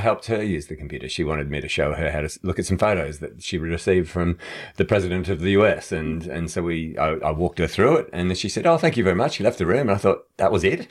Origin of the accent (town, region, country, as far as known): Australia